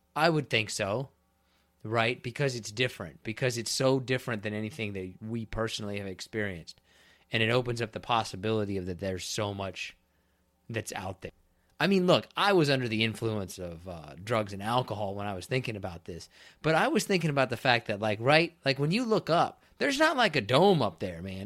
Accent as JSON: {"language": "English", "region": "Kansas", "country": "United States", "also_born_or_lived": "Florida", "moved": "yes", "said": "I'm from Kansas"}